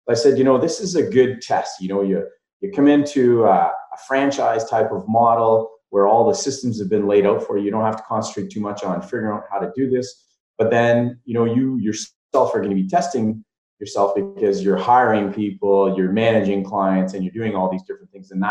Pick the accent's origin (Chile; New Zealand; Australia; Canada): Canada; Dubreuilville, Ontario; I come from Dubreuilville.